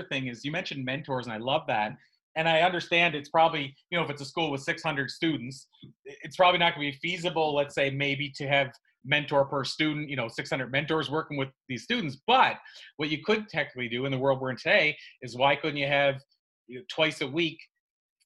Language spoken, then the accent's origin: English; Canada; the province that I grew up in Canada